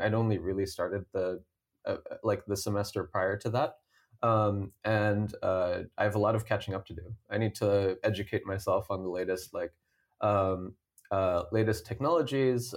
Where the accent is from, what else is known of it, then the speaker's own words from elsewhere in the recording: Cupertino, California, United States; I grew up in Cupertino